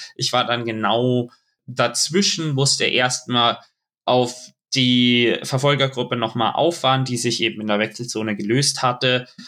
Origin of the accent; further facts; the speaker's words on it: Munich, Bavaria, Germany; es ist einfach meine Heimat